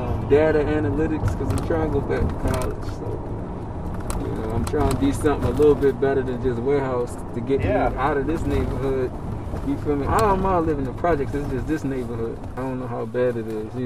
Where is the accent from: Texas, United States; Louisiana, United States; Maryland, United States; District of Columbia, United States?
Maryland, United States; Baltimore; moved away as an adult; now in Cleveland, United States; I'm from Baltimore. I moved here when I was 18, and I went to college here.